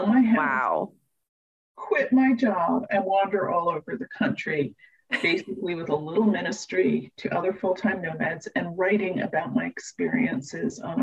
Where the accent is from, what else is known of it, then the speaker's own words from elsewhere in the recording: New York, United States; I was born in New York